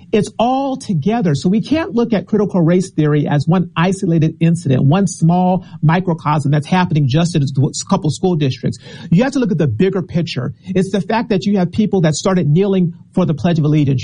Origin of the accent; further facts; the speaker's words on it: Arizona, United States; now in Washington, D.C., United States; When I was growing up in Arizona, we read the Arizona Republic